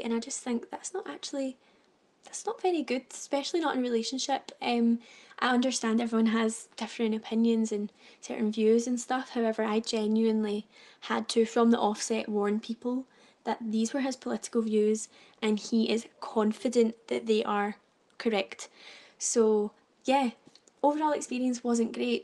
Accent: Glasgow, Scotland, United Kingdom; I am from Glasgow

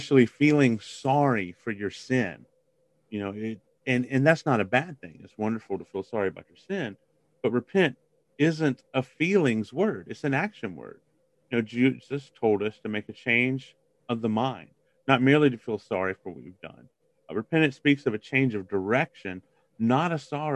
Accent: Biloxi, Mississippi, United States; I grew up in Biloxi, Mississippi

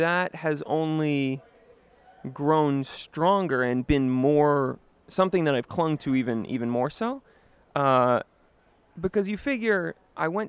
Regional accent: Boston, Massachusetts, United States; moved away as an adult; also born or lived in Los Angeles / New York City; I'm from Boston

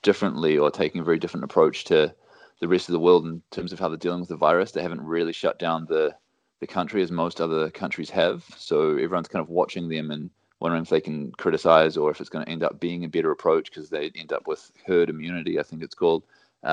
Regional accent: New Zealand; moved away as an adult; also born or lived in England; now in Innsbruck, Austria; Born and raised in New Zealand. Mum's Kiwi as well

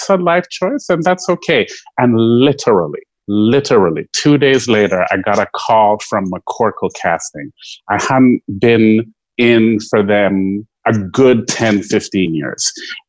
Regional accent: Jamaica; I'm firmly Jamaican, so I have lots of jobs.

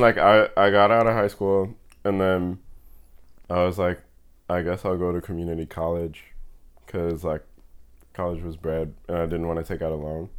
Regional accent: New York City, New York, United States; I grew up in Fort Greene, Brooklyn

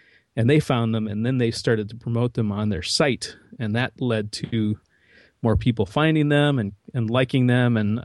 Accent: Midwest, United States; So I'm from the Midwest

